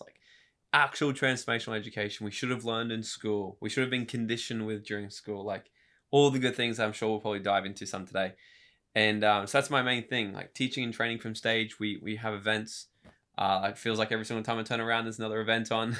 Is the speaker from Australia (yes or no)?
yes; Gold Coast, Queensland, Australia; also born or lived in New South Wales / Brisbane; I was born in New South Wales, moved up here when I was a couple of years old, uh, grew up in Brisbane and on the Gold Coast